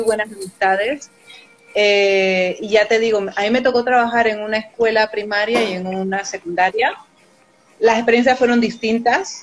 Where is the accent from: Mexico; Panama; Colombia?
Panama; moved away as an adult; also born or lived in France; now in Spain; Y con ese año que me vine, la primera vez desde Panamá